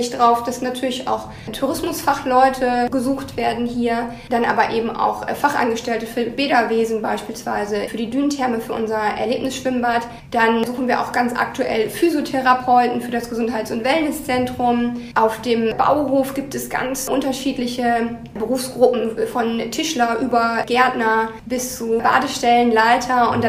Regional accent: Lower Saxony, Germany; Also ich komme eigentlich aus Niedersachsen und würde mich von daher schon auch als Norddeutsche sehen und habe mich sozusagen jetzt noch weiter in den Norden vorgearbeitet.

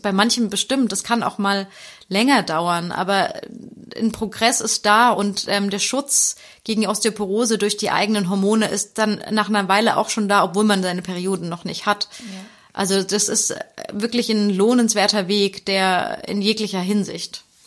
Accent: Germany; bei uns in Deutschland

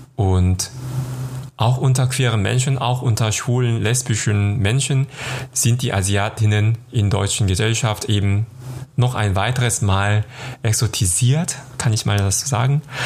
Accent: South Korea; moved away as an adult; now in Cologne, Germany; Ich komme aus Südkorea und lebe in Köln seit 2010.

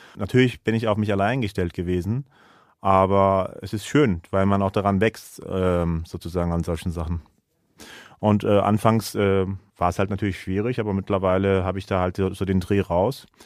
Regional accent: Germany; also born or lived in Istanbul; now in Kassel, Germany; ich bin halt aus Deutschland

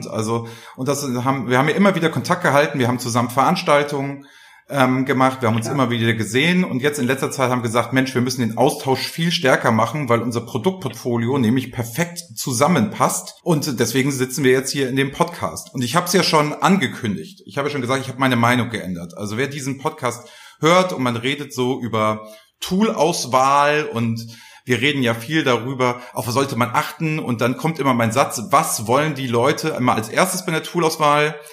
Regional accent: Flensburg, Schleswig-Holstein, Germany; born there; now in Hamburg, Germany; ich bin ja gebürtiger Flensburger und wohne ja jetzt in Hamburg

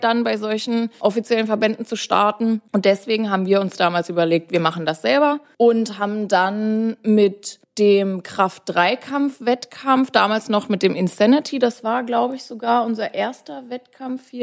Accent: Bavaria, Germany; moved away as an adult; now in Berlin, Germany; Ich komme ursprünglich aus Bayern

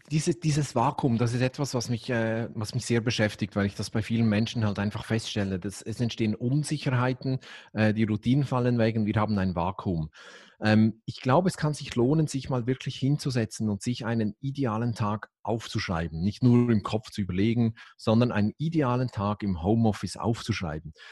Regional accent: Switzerland; dann als Schweizer ist klar, dann nehme ich

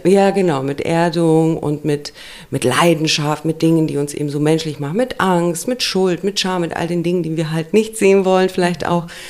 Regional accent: Romania; moved away; ich komme aus Rumänien. Und da war Kommunismus, mhm. als ich klein war

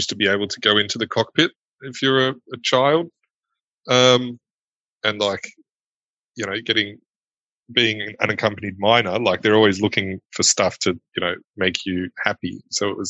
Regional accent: Australia; moved away as an adult; now in Germany; I was born in Germany and lived here for like 3 or 4 years before my mum and I moved to Australia. And, so I spent most of my time growing up in Australia

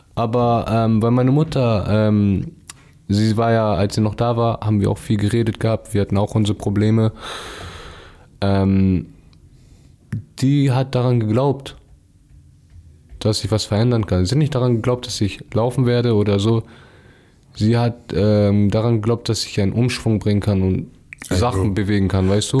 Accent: Hamburg, Germany; also born or lived in Lurup, Hamburg; wo ich aufgewachsen bin, aus Ostdorf

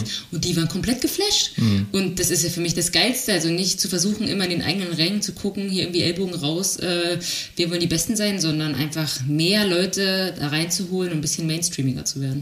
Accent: Germany; Wir als Deutsche

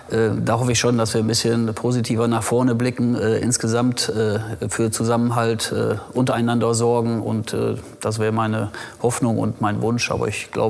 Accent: Rheine, North Rhine-Westphalia, Germany; Rheine ist äh, meine Heimatstadt. Bin hier geboren, aufgewachsen. Ich sage immer, links der Ems geboren und rechts der Ems aufgewachsen.

